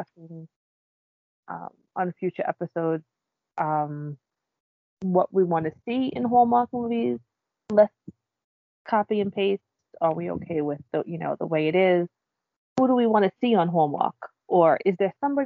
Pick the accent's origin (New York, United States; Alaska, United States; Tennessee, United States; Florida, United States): New York, United States; New York City; I grew up on Staten Island, and it's a little bit different than the rest of the boroughs